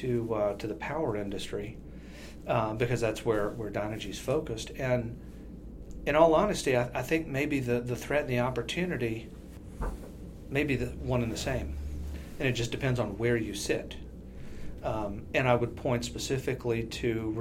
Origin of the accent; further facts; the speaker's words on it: South Louisiana, United States; moved away; I'm originally from South Louisiana, so I had been around energy for a long time.